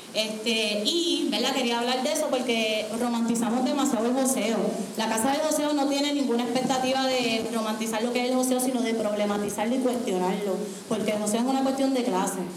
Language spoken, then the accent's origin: Spanish; Puerto Rico; yo soy del área azul de uno de los pueblos más pobres del país, de uno de los pueblos donde más gente negra vive, de ahí yo vengo